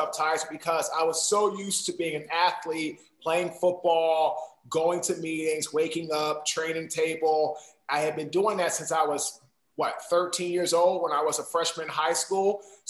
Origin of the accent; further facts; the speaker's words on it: Washington, District of Columbia, United States; now in Raleigh, United States; I'm from Washington, D.C. I currently now live in Raleigh, North Carolina with my wife and two daughters.